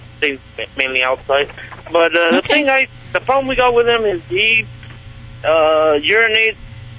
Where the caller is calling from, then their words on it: Yuma, Arizona, United States; I'm calling from Yuma, Arizona.